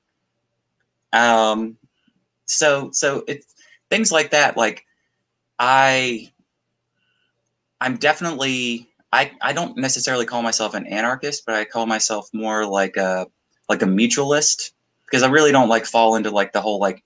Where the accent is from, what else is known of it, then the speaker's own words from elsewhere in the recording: South Georgia, United States; moved away as an adult; now in South Alabama, United States; I'm from South Georgia originally